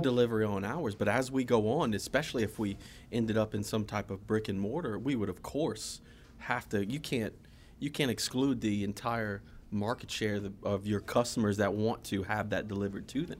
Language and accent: English; South Louisiana, United States; growing up in South Louisiana